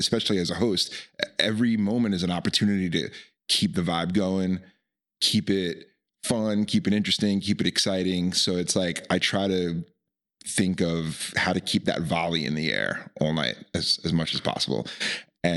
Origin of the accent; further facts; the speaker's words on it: Long Island, New York, United States; moved away as an adult; now in Nevada City, United States; I grew up on Long Island